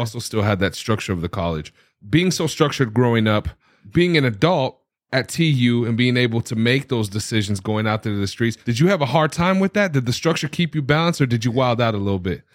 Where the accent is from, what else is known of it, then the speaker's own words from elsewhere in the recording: United States; being born and raised in America